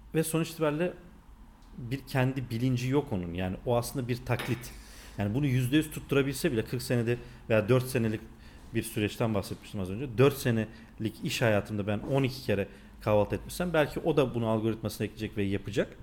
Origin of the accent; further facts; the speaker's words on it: North Macedonia; accent: Macedonian Turkish; ben Makedonyalıyım yani bizim konuştuğumuz bir Türkçe var ya